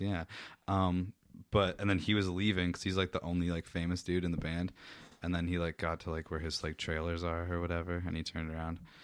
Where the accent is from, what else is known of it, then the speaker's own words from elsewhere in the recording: Meaford, Ontario, Canada; Mayfield's not too bad of a place to be from